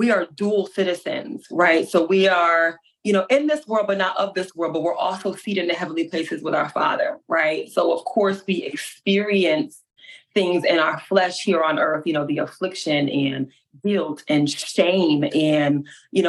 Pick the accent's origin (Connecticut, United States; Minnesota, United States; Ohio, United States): Connecticut, United States; Hartford; moved away as an adult; now in Alabama, United States; I'm from Hartford, Connecticut, and now I'm in good old Alabama